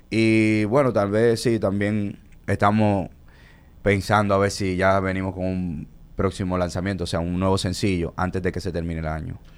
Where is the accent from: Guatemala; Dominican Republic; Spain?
Dominican Republic; Nosotros somos dominicanos. El dominicano tiene que saber que hay una cara nueva en la bachata, que somos nosotros